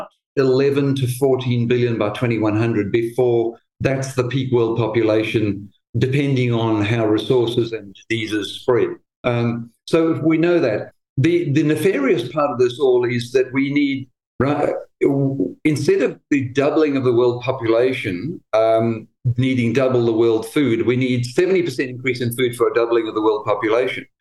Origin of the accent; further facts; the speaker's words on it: Eswatini; now in Australia; I'm from Swaziland, actually, originally